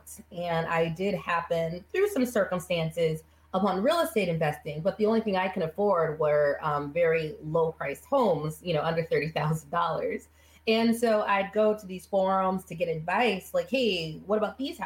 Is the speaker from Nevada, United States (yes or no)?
yes; Las Vegas, Nevada, United States; I was born and raised in Las Vegas in a family